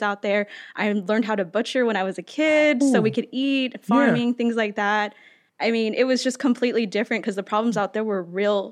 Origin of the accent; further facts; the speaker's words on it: Arizona, United States; moved away as an adult; growing up in Arizona where non-natives and natives like grew up together